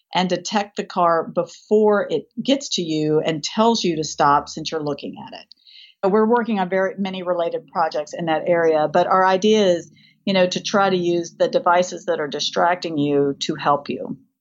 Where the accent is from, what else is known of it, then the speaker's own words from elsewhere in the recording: Tennessee, United States; also born or lived in Rust Belt; as a person who is from Tennessee, I'm a Southern gal. I grew up making bist-, biscuits and shooting guns at the same time